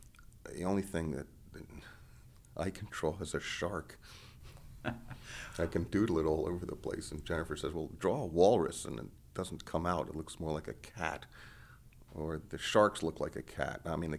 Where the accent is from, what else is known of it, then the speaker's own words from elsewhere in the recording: New York City, New York, United States; when I was growing up in New York City of doodling around the Metropolitan Museum, constantly looking at paintings by Turner and Winslow Homer and Fra Filippo Lippi from the Renaissance.